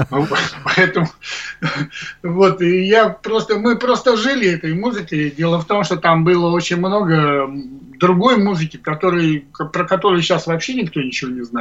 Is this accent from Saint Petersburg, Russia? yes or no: yes; Lomonosov, Saint Petersburg, Russia; вот я сам из Ломоносова, это Раненбам, ну или Рамбов у нас его зовут